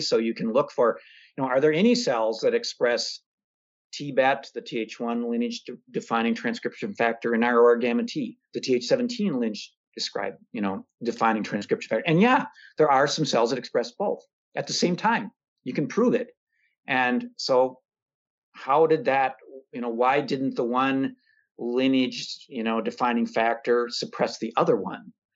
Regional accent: Minnesota, United States; I'm a Minnesotan.

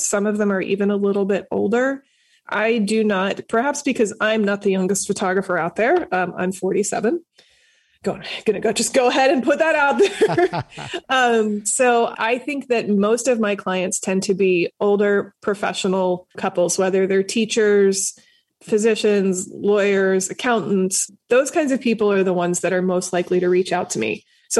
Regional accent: Philadelphia side of the state, Pennsylvania, United States; moved away as an adult; now in Pittsburgh, United States; So I'm originally from the Philadelphia side of the state, the eastern side of the state.

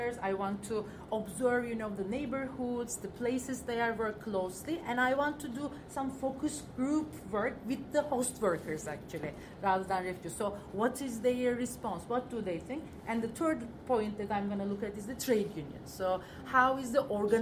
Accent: Ankara, Turkey; I come from Ankara

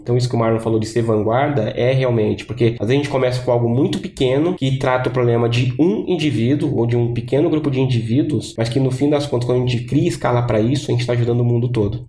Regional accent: São Paulo, Brazil; moved away as an adult; now in Florianópolis, Brazil; agora eu sou de São Paulo, mas estou morando em, em, Floripa

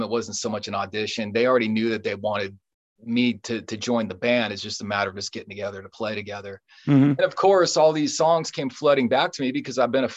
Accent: San Jose, California, United States; moved away as an adult; also born or lived in Sacramento area; now in Sacramento, United States; I grew up in San Jose, born and raised. I moved out here to the Sacramento area in 2008

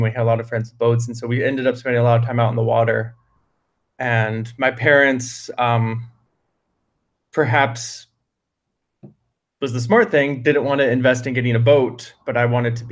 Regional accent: Merritt Island, Florida, United States; also born or lived in California; now in North Florida, United States; I grew up in Merritt Island

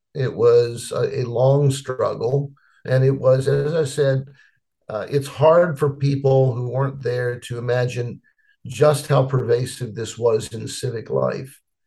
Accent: Petersburg, Virginia, United States; I was born in Petersburg, Virginia, which is about 25 miles south of Richmond

